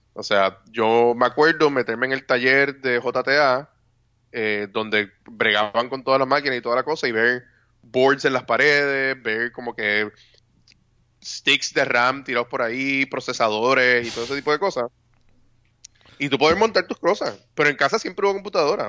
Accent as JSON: {"language": "Spanish", "country": "Puerto Rico", "said": "como mal puertorriqueño, no tomo café"}